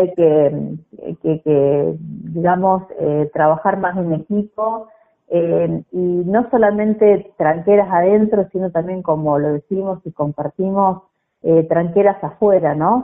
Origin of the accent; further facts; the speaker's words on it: Bigand, Santa Fe, Argentina; nací en Digán, provincia de Santa Fe, un, pueblo que nació con el espíritu del grito de Alcorta